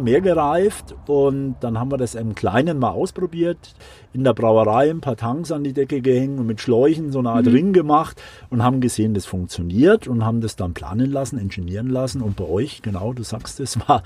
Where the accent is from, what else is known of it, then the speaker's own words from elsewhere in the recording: Würzburg, Bavaria, Germany; moved away as an adult; now in Munich, Germany; Ich komme äh, ursprünglich aus Würzburg, also eher eine Weingegend, Unterfranken